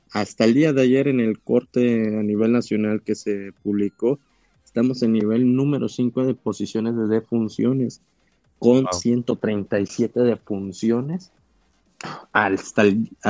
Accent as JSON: {"language": "Spanish", "town": "Emiliano Zapata", "region": "Tabasco", "country": "Mexico", "also_born_or_lived": "Quintana Roo", "said": "yo resido acá en Tabasco, soy de Emiliano Zapata."}